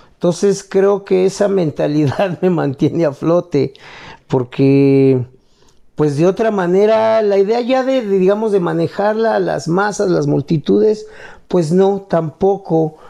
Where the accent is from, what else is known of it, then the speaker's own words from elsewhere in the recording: Mexico; lo que somos como mexicanos